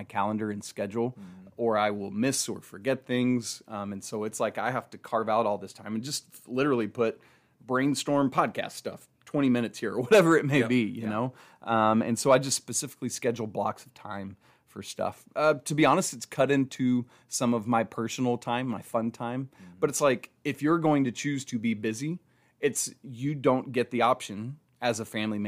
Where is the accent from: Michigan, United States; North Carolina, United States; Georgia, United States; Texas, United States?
Georgia, United States; Atlanta; I grew up in Atlanta